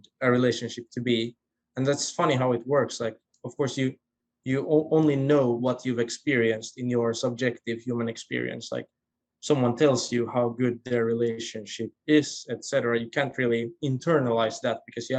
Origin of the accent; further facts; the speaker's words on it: Finland; first language Swedish; English is a second language; now in Stockholm, Sweden; it's actually my native language, even though I'm from Finland, I'm a Finn-Swede